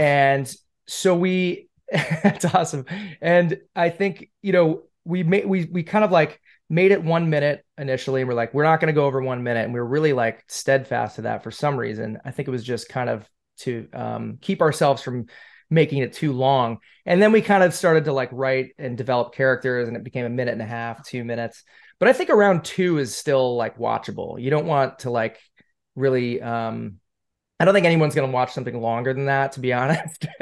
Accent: Syracuse, New York, United States; moved away as an adult; now in Los Angeles, United States; I'm from Syracuse

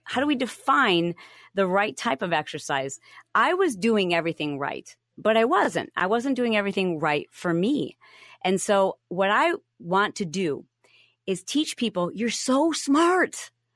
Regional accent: Michigan, United States; moved away; I grew up in the Midwest. I'm from Michigan

